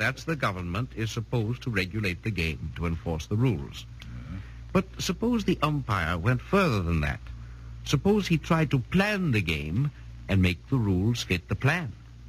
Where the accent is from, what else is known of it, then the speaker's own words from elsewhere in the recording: Vienna, Austria; English is a second language; moved away as an adult; also born or lived in United States / England; now in United Kingdom; I was born in Austria and lived in Vienna until 1931. Since then, I've spent my time in the United States and in England, and am now a British citizen.